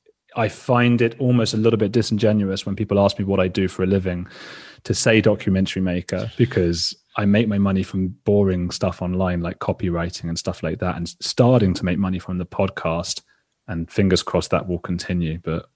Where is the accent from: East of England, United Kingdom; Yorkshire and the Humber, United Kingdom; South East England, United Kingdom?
East of England, United Kingdom; Watford; born there; London. I was born in Watford, which is the northwest suburbs.